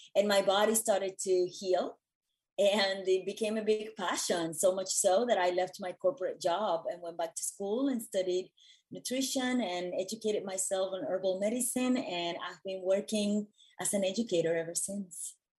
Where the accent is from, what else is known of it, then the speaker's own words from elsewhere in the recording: Puerto Rico; moved away as an adult; also born or lived in New York City; I was born and raised in Puerto Rico